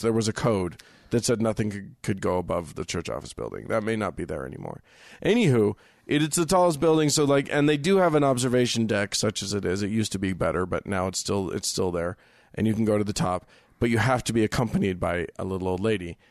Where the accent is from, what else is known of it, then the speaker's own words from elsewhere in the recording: Salt Lake City, Utah, United States; I was raised with here in Salt Lake City.